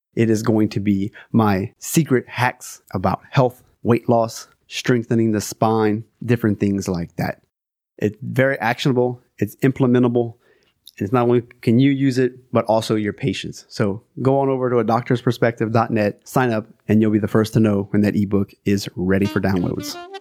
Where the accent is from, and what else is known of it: South Louisiana, United States